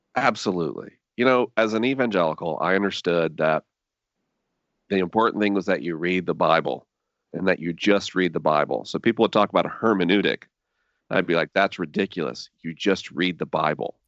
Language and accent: English; Tallahassee, Florida, United States; maybe three things define my childhood. One, being Tallahassee